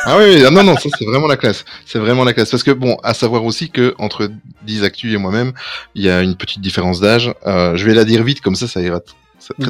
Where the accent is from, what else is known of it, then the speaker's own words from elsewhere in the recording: Belgium; nous sommes belges